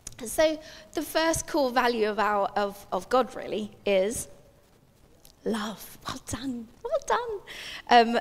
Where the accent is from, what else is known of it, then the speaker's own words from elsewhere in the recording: England, United Kingdom; I was born in England, but my parents are South African